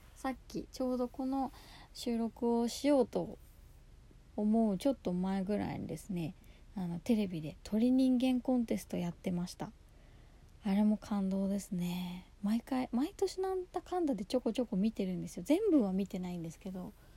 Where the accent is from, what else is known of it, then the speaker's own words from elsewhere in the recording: Yokohama, Kanagawa, Japan; 私は横浜出身ですし